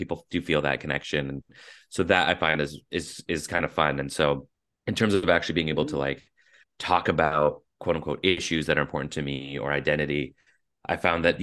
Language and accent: English; Surrey, British Columbia, Canada; moved away as an adult; now in United States; growing up in Surrey, very South Asian heavy city